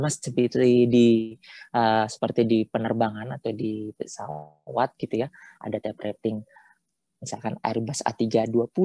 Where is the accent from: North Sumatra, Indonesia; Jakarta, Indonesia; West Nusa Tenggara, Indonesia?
West Nusa Tenggara, Indonesia; salah satunya saya dari Nusa Tenggara Barat.